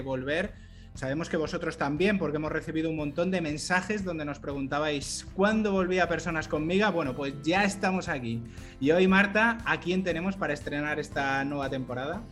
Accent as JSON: {"language": "Spanish", "town": "Madrid", "region": "Community of Madrid", "country": "Spain", "said": "soy madrileño"}